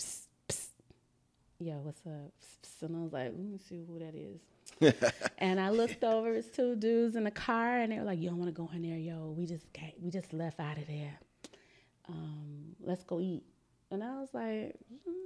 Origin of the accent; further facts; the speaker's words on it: Memphis, Tennessee, United States; I grew up in the South in Memphis, Tennessee